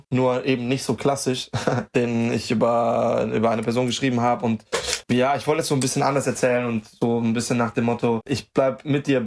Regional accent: Germany; Also äh, es ist, ich meine, Deutschland ist meine Heimat und ich werde immer die größte Verbundenheit mit Deutschland haben.

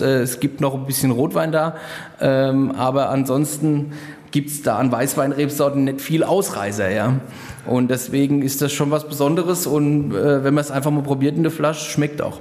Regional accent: Rhenish Hesse, Rhineland-Palatinate, Germany; hier bei uns in Rheinhessen

